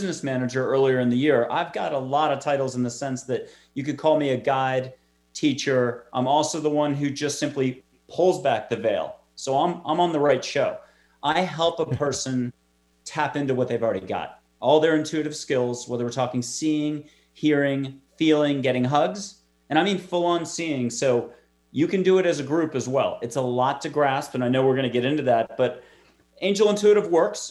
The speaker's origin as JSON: {"language": "English", "region": "East Coast", "country": "United States", "also_born_or_lived": "New York City", "moved": "as an adult", "lives_now": "Texas, United States", "said": "I'm from the East Coast. I'm in Texas now"}